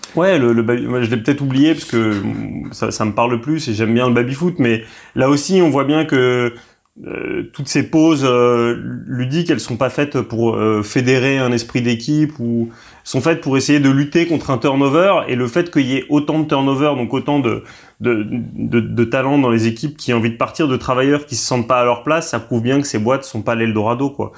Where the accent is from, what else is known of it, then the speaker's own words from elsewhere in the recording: Paris, Île-de-France, France; je suis un Parisien